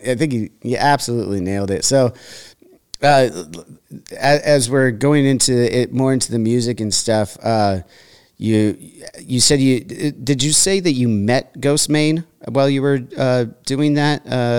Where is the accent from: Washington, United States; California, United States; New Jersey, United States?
California, United States; Santa Barbara; So growing up in Santa Barbara, I love that you mentioned the style of bass that we grew up on